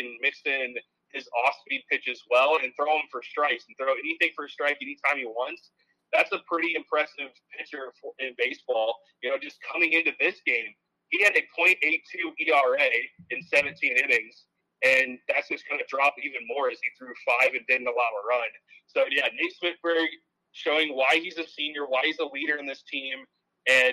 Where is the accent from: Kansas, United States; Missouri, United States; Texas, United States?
Missouri, United States; St. Louis; I grew up in the St. Louis area